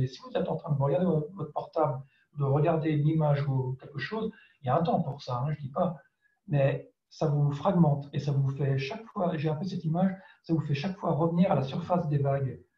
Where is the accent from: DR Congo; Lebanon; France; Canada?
France; first language French; also born or lived in Ireland; J'étais éduqué en français, en France, c'est ma langue maternelle